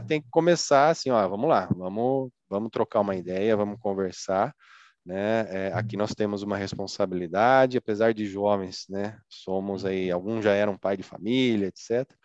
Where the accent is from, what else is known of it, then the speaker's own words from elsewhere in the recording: Araras, São Paulo, Brazil; nasci aqui em Araras, né, no interior de São Paulo